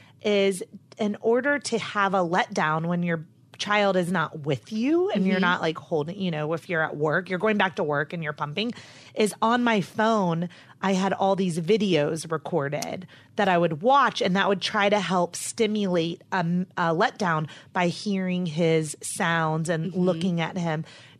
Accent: North Carolina, United States; I'm from North Carolina.

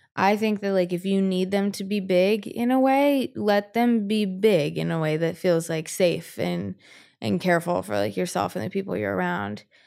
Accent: North Carolina, United States; I grew up in North Carolina. I grew up in the South.

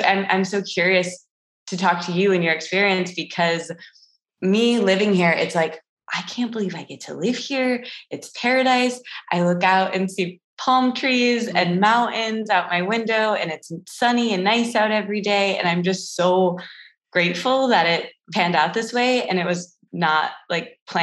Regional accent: Midwest, United States; moved away as an adult; now in Los Angeles, United States; growing up, I'm from the Midwest

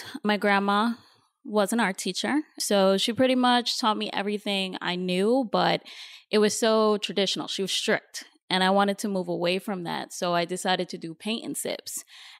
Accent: New York, United States; now in Los Angeles, United States; Like you mentioned, I am from New York, so I just moved to LA about 3 months ago.

